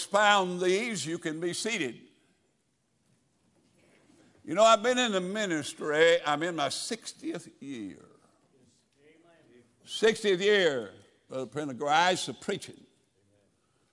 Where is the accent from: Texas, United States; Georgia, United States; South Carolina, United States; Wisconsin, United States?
Georgia, United States; now in Tennessee, United States; I grew up in Georgia, and there was a family that lived, you know, over the way from us, and we were all farmers